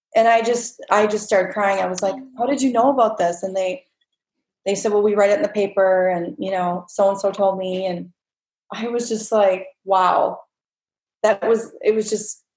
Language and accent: English; Winona, United States; now in California, United States; my hometown